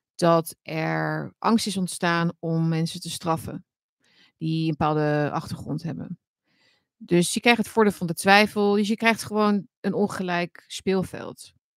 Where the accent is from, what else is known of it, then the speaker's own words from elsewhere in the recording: Netherlands; wij hebben als Nederlander